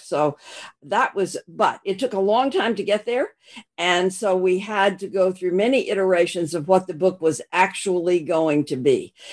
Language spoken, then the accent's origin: English; Arkansas, United States; moved away; also born or lived in Texas / Australia; I was born in Arkansas